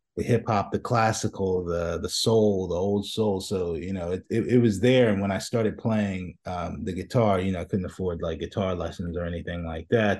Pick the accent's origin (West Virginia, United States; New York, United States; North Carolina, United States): New York, United States; New York City; I'm from Brooklyn, so, so, you know, I grew up, you know, I grew up watching, uh, you know, going down to Fulton Street